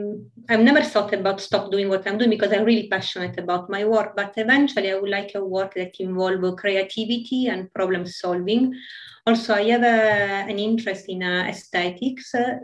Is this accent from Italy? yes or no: yes; Italy; English is a second language; In Italy.